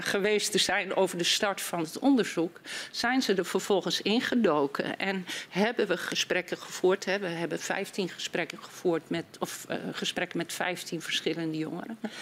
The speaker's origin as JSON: {"language": "Dutch", "region": "Groningen", "country": "Netherlands", "said": "ik ben Groningse"}